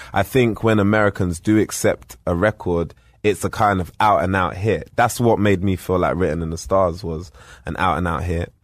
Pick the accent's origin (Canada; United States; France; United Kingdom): United Kingdom; being British